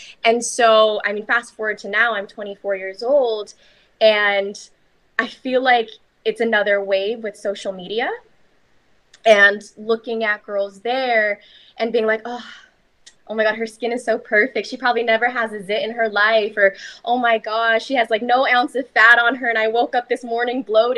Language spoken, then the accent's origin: English; Philippines; And especially being half Filipino in the Philippines, it was seen as being more beautiful to be more fair skinned. So when I was raised by my Filipino mother